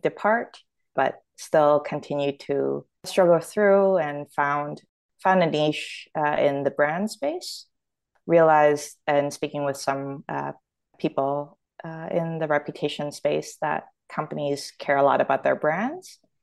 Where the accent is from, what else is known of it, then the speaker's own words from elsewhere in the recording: Toronto, Ontario, Canada; accent: Canadian; moved away as an adult; also born or lived in Hong Kong / Australia; now in United States; I was born in Hong Kong, but, uh, I grew up in Toronto